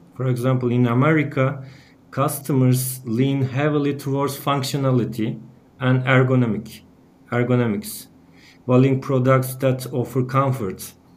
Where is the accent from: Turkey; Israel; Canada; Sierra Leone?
Turkey; Bursa; at the university in my hometown, Bursa.